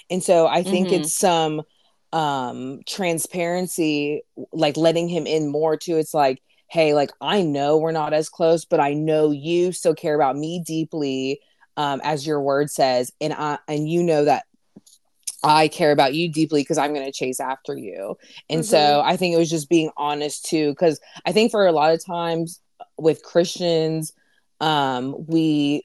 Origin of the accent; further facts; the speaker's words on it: Raleigh, North Carolina, United States; also born or lived in Greenville; follow Jesus in my hometown now, in Raleigh